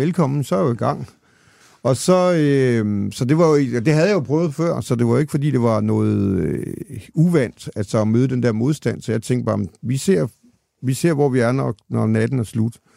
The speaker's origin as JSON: {"language": "Danish", "country": "Denmark", "also_born_or_lived": "Copenhagen", "moved": "as an adult", "said": "jeg kommer fra Jylland til København"}